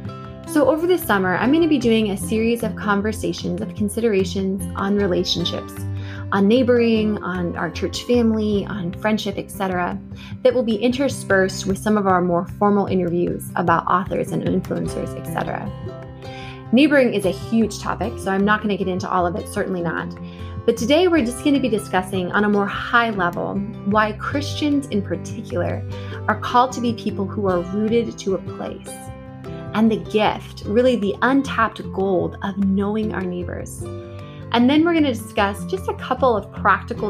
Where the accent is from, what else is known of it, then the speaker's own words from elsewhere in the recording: Washington State outside of Seattle, United States; also born or lived in Cambridge, Massachusetts / Pittsburgh, Pennsylvania; now in Virginia, United States; I grew up in Washington State outside of Seattle